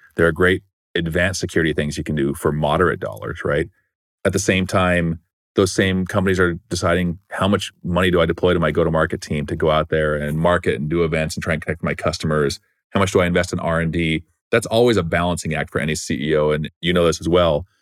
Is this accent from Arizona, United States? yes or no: yes; Gilbert, Arizona, United States; I grew up in Arizona in a small town called Gilbert, Arizona